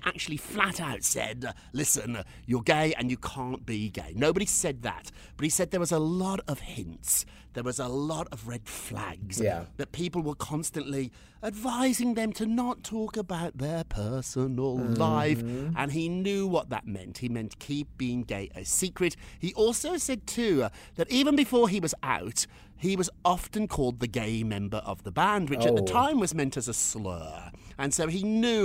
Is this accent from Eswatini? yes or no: no; United Kingdom; now in United States